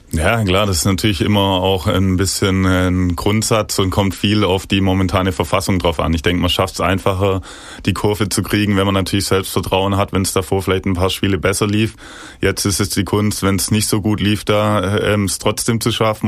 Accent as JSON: {"language": "German", "town": "Ostfildern", "region": "Baden-Württemberg", "country": "Germany", "tie": "born or raised there", "said": "ich bin in Ostfildern geboren, schon von klein auf irgendwie ständig in Kontakt mit dem VfB, damals noch mit dem Vater ins Stadion gegangen."}